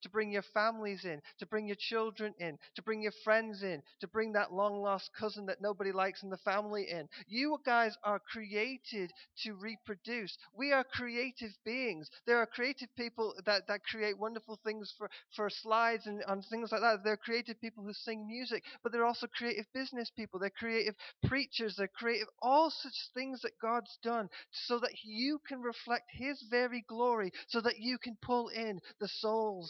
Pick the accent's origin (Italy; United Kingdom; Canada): United Kingdom; us as a British people